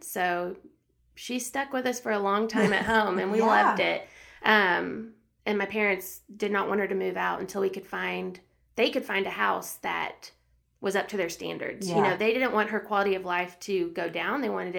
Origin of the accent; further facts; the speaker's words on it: Austin, Texas, United States; So I'm the youngest of three girls, born and raised in Austin, Texas.